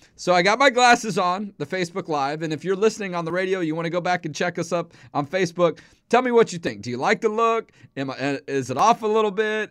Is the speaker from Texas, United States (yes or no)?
yes; Houston, Texas, United States; also born or lived in Dallas area, Texas; I'm from Houston